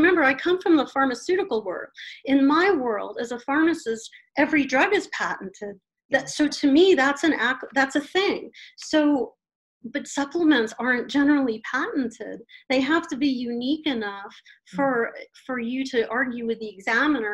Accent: Colorado, United States; I'm from Colorado

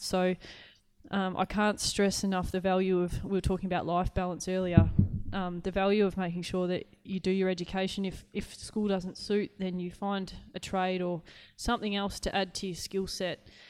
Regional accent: Clarkefield, Victoria, Australia; I I grew up. Uh, my dad refers to it as a hamlet. I don't really even know what that means. it's a tiny little town

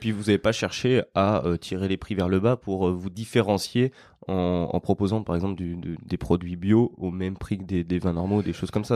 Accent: Lyon, Auvergne-Rhône-Alpes, France; aujourd'hui, on est à Lyon, euh, sur ma terre natale et juste à côté de chez moi

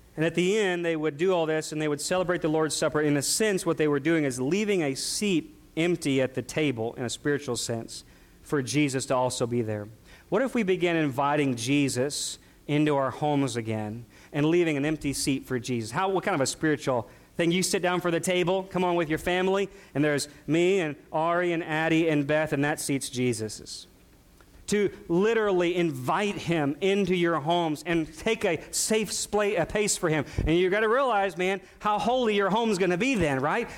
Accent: near St. Louis, Missouri, United States; We, we grew up near St. Louis

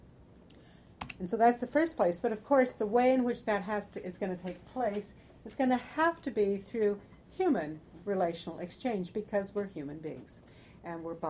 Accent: California, United States; I grew up in California

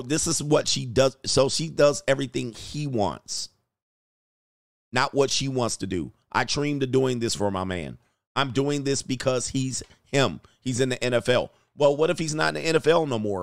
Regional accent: Los Angeles, California, United States; I grew up in the San Fernando Valley near Burbank and Glendale

